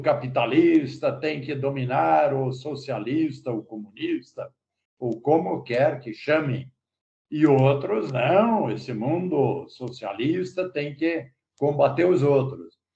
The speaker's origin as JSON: {"language": "Portuguese", "town": "Rio Negrinho", "region": "Santa Catarina", "country": "Brazil", "tie": "born or raised there", "said": "Estamos em São Bento, mas eu sou natural de Renegrinho"}